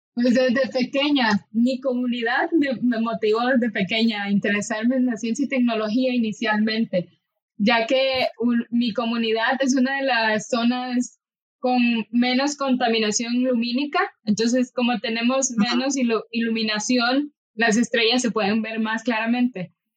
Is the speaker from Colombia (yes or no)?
no; Nicaragua; moved away as an adult; now in Costa Rica; obligada a tener que abandonar mi país